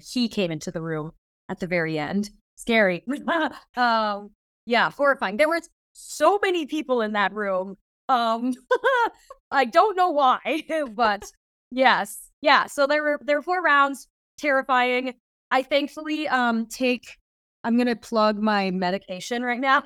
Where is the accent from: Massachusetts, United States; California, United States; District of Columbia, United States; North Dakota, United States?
North Dakota, United States; Fargo; moved away as an adult; also born or lived in Minnesota / Brooklyn, New York; I'm originally from a very random place, which is, uh, Fargo, North Dakota